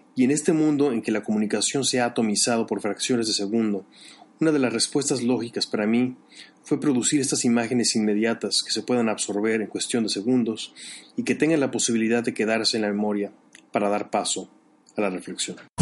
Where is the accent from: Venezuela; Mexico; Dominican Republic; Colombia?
Mexico; moved away as an adult; also born or lived in Chicago; Yo he vivido una situación similar de niño en la escuela en México